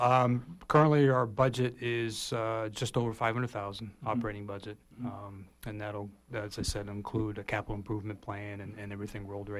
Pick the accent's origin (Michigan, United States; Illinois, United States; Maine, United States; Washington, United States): Maine, United States; Mount Desert; moved away as an adult; I was released from active duty military, moved back to my hometown, down on MDI.